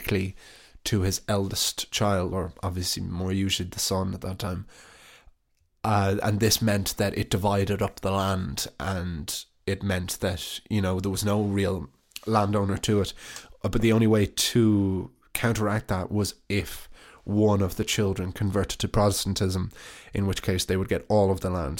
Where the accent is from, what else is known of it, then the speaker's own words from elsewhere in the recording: Ireland; It's an interesting aspect of being Irish always